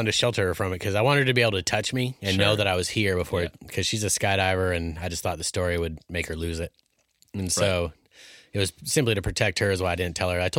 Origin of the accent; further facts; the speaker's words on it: Alaska, United States; the glory of growing up in Alaska.